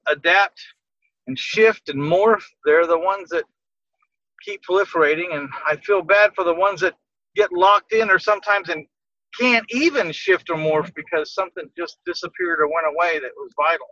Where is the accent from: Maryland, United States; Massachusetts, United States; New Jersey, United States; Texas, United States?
Texas, United States; San Antonio; born or raised there